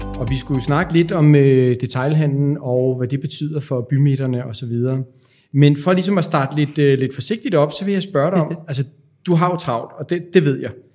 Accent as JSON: {"language": "Danish", "country": "Denmark", "said": "som danskere"}